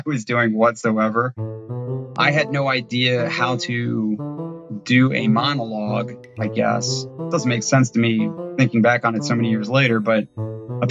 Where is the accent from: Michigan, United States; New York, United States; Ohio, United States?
Ohio, United States; now in Savannah, United States; I grew up in the Midwest in Ohio.